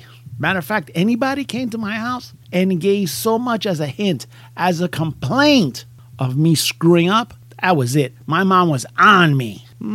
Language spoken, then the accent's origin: English; New York, United States; also born or lived in Puerto Rico; I remember growing up in New York and in Puerto Rico.